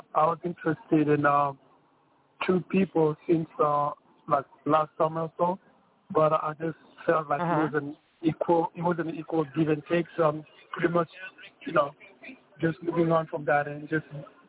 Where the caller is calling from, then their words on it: New York City, New York, United States; I'm calling from New York City.